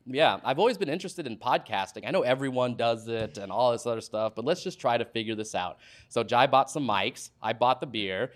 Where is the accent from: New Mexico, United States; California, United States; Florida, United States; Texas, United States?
Texas, United States; Dallas; moved away as an adult; now in Los Angeles, United States; I'm from, I'm from Dallas, Texas originally, and just grew up there.